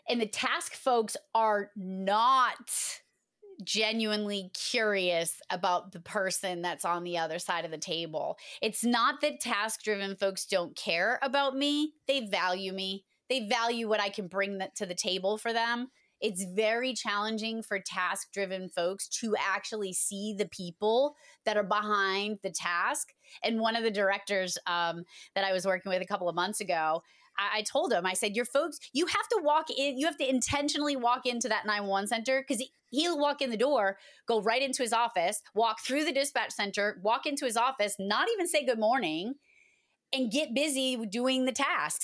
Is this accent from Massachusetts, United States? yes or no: yes; Massachusetts, United States; I am from Massachusetts, and I always get picked on for saying wicked all the time